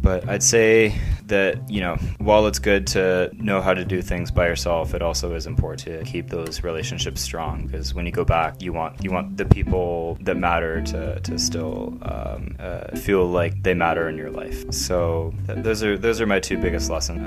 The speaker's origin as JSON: {"language": "English", "country": "United States", "said": "I'm from the United States"}